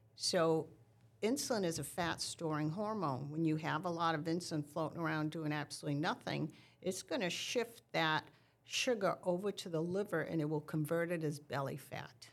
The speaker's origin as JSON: {"language": "English", "region": "New England", "country": "United States", "said": "since I'm from New England"}